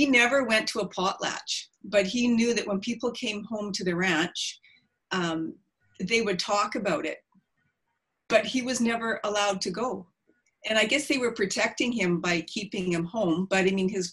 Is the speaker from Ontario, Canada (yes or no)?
no; Prince Rupert, British Columbia, Canada; I grew up in Lahain, which is Prince Rupert